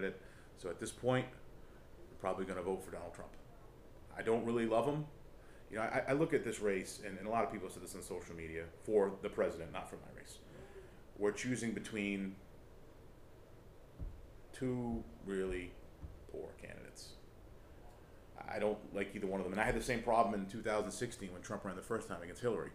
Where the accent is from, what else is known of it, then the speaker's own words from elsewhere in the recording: Rhode Island, United States; because we're from Rhode Island